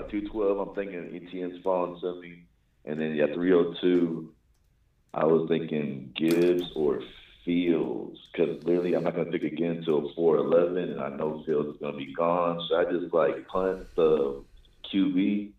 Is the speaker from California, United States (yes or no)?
no; Texas, United States; Now, I'm from Texas, and I love Bijan